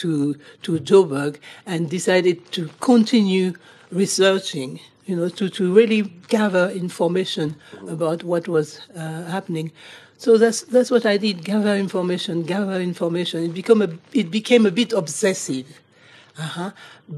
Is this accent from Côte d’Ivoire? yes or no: yes; Côte d’Ivoire; moved away; I'm from Côte d'Ivoire